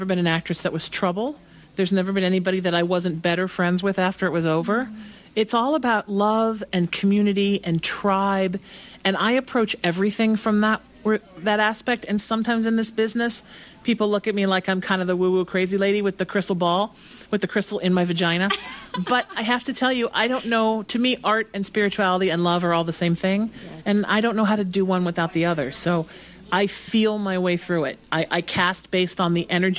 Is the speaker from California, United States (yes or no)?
no; New Haven, Connecticut, United States; also born or lived in New York; now in Los Angeles, United States; I'm from New Haven, Connecticut